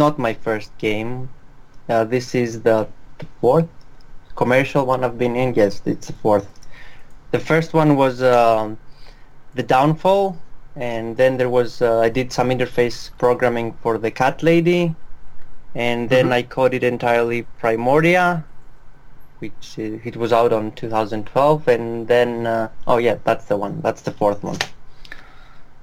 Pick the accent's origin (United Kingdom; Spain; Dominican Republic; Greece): Greece; I'm from Greece, the land that's currently in debt